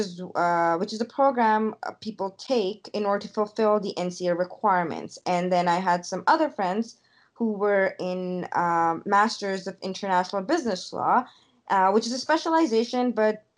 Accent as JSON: {"language": "English", "town": "Lahore", "region": "Punjab", "country": "Pakistan", "tie": "born or raised there", "moved": "as an adult", "lives_now": "Ontario, Canada", "said": "when I was growing up in Lahore, I went to international school"}